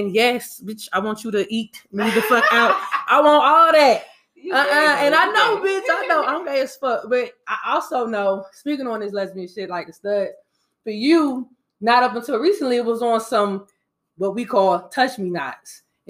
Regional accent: Atlanta, Georgia, United States; I'm from here. I'm from Atlanta, nigga.

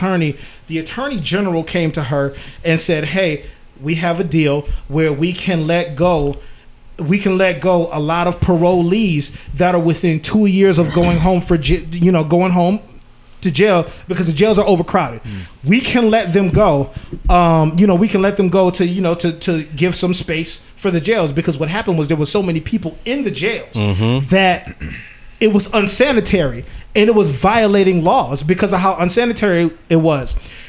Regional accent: Massachusetts, United States; I'm from Massachusetts.

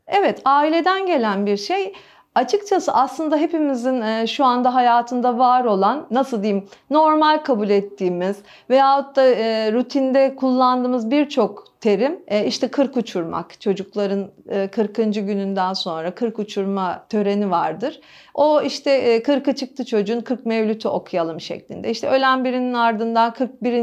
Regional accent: Istanbul, Turkey; Benim yaşadığım alan hep burası. Benim babam da dahil bu binanın ahşap halinde doğdu. 1923'ten beri İstinye İstanbul'dayız biz.

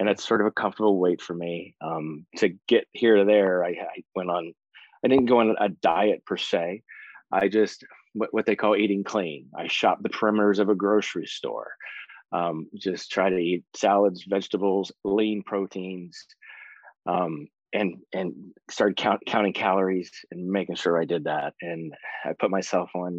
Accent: West Virginia, United States; now in Florida, United States; I am originally from West Virginia. I moved to Florida in the early 90s, been down there since.

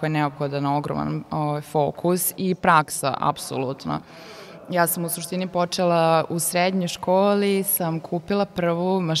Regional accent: Sombor, Vojvodina, Serbia; moved away as an adult; now in Novi Sad, Serbia; rođena sam u Somboru i ponosna sam na to, mnogo volim Sombor, pogotovo leti

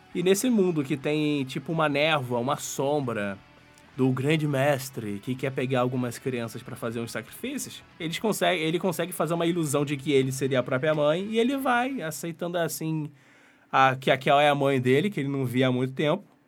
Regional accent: Brazil; eu cresci no Brasil.

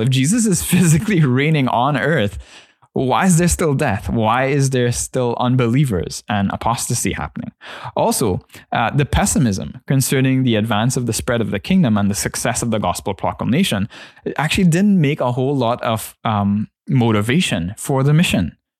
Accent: Trinidad & Tobago; my church context growing up in Trinidad

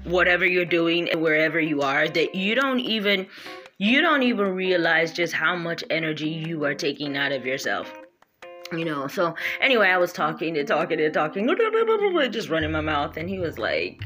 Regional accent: New York, United States; I am a New Yorker and I am an American

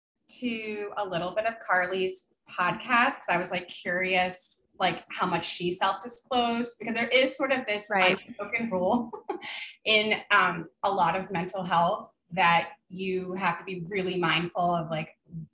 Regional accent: New Jersey, United States; moved away as an adult; also born or lived in Connecticut; So basically my story is that I'm not from New Hampshire. I was born in Connecticut. I moved around a lot per my dad's job as a software engineer, but I mostly grew up in northern New Jersey.

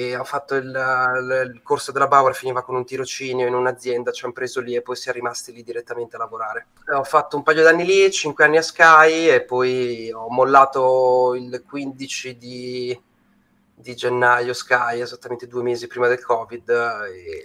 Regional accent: Bologna, Emilia-Romagna, Italy; moved away as an adult; now in Milan, Italy; vengo da Bologna, ma ormai sono a Milano da 13 anni

